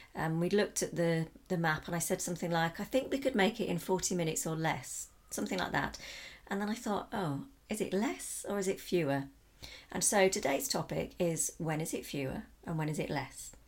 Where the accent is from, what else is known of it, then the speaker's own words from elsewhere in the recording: South of England, United Kingdom; accent: standard Southern; moved away as an adult; now in Portugal; have a pretty standard Southern accent. I sound like most people from the South of England, though I've got a slight Northern influence to my vowels.